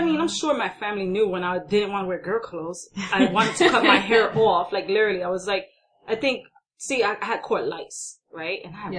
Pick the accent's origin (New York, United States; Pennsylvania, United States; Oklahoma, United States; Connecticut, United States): New York, United States; New York City; And me growing up, as far as being more of a, I would say, an Americanized, because I was born and raised in New York City